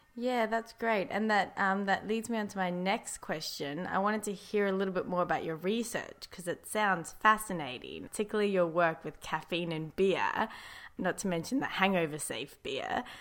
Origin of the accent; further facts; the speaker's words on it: South Africa; I am actually from South Africa